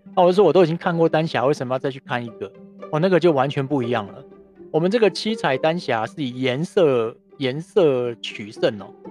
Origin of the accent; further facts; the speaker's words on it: Taiwan; 我是台湾来的